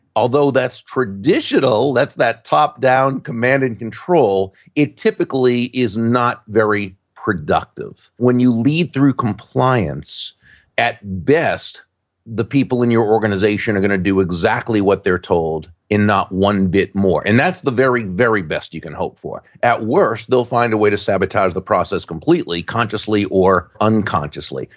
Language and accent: English; Massachusetts, United States; now in Florida, United States; when I grew up in Massachusetts